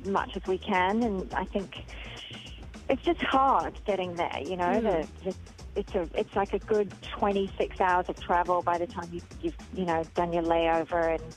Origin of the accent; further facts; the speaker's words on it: Sydney, New South Wales, Australia; moved away; also born or lived in England; We moved from England and went straight to that school, and we still have, particularly Ben, actually, has school friends from that time, from Mossman High